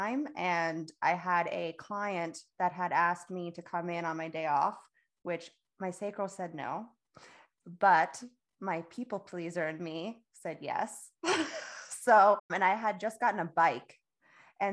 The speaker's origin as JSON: {"language": "English", "region": "Florida", "country": "United States", "moved": "as an adult", "lives_now": "North Carolina, United States", "said": "I'm from Florida"}